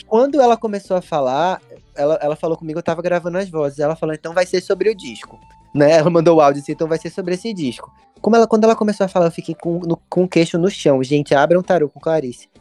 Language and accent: Portuguese; Recife, Pernambuco, Brazil; quando era adolescente em, em Recife.